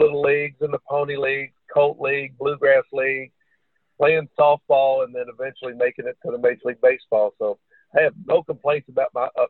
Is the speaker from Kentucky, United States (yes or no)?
yes; Kentucky, United States; I love Kentucky and having the opportunity to travel to several places. And this was always my home.